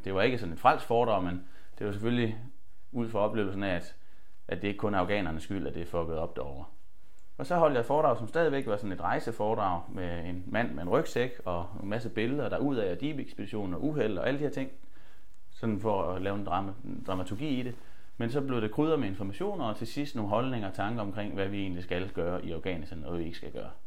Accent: Holstebro, Central Denmark Region, Denmark; jeg havde startet teater hjemme i Holstebro, hvor jeg kommer fra

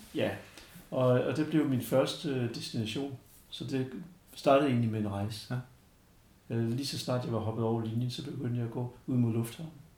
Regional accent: Denmark; jeg var dansker

